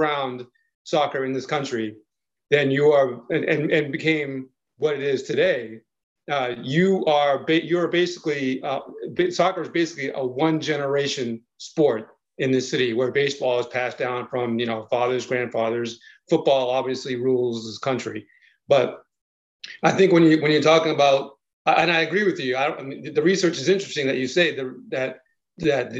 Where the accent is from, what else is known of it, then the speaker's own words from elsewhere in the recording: Boston, Massachusetts, United States; now in Charlotte, United States; I grew up in the Metro Boston area.